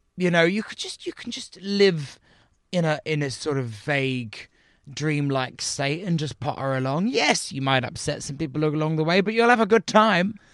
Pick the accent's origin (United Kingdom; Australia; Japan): United Kingdom; as British people